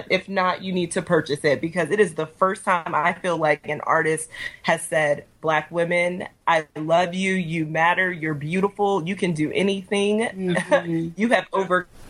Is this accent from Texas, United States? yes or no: yes; Houston, Texas, United States; moved away; I'm actually from Houston